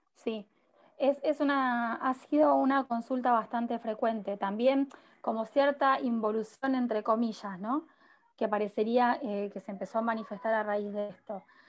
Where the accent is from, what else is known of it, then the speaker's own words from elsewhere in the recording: Rosario, Santa Fe, Argentina; yo soy de Rosario, soy de Rosario